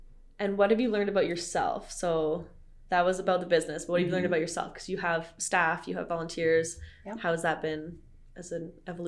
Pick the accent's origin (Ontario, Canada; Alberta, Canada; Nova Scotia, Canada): Alberta, Canada; Calgary; we're both from Calgary, both live here